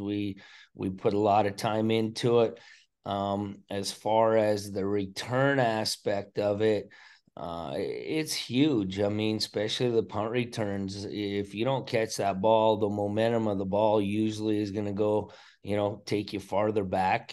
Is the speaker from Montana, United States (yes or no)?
yes; Choteau, Montana, United States; growing up in Shoto, Montana